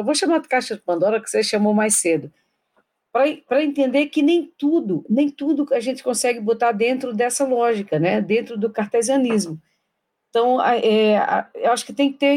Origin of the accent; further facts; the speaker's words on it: Paraíba, Brazil; eu sou paraibana